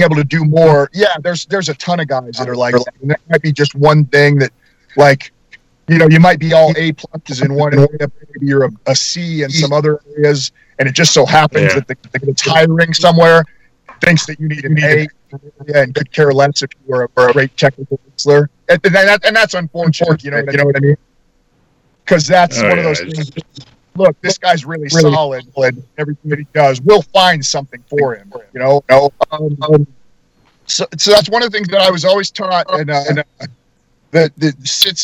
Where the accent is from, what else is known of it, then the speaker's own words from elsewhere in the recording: Denver, Colorado, United States; moved away; also born or lived in Kansas City; I grew up in Denver